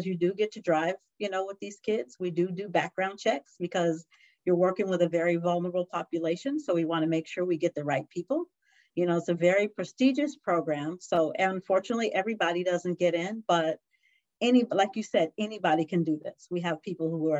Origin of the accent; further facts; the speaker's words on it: San Diego, California, United States; I was born and raised in San Diego